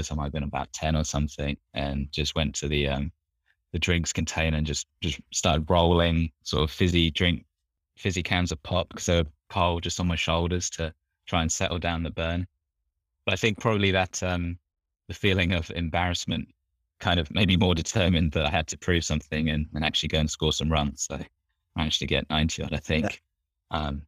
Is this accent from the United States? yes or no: no; England, United Kingdom; you don't get too much of that uh, in the North Sea growing up in England.